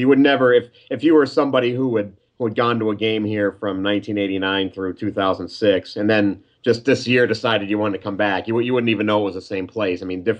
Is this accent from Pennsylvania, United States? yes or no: yes; Scranton, Pennsylvania, United States; I was born in Scranton, raised just outside the city, and I went away for college for 4 years, but when I moved back here, this is where I came to be.